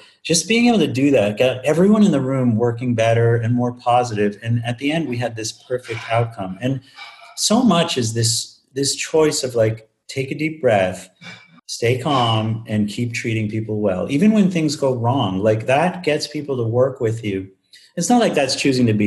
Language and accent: English; Northeast, United States; moved away as an adult; now in Madison, United States; I grew up in the Northeast